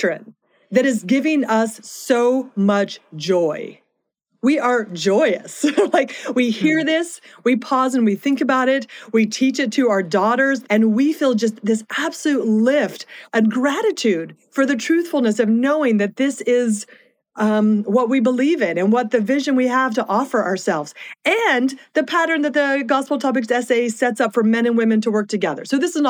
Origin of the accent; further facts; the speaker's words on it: the East, East Coast, United States; our family had shifted to the East. And so it was interesting growing up, because we were growing up in a place where being a member of the Church of Jesus Christ of Latter-day Saints was not common